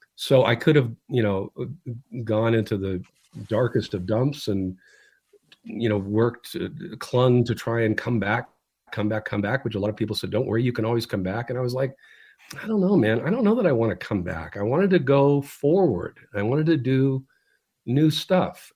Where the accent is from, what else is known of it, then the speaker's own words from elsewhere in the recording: California, United States; California, my home state